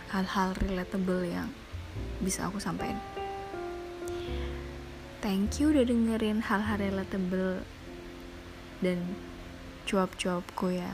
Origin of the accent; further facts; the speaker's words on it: Java, Indonesia; kok bahasa Jawa kok keluar nggak apa-apa karena aku ya orang Jawa